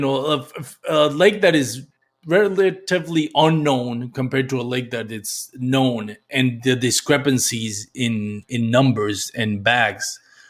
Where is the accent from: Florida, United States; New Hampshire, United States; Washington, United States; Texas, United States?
Texas, United States; as a Texan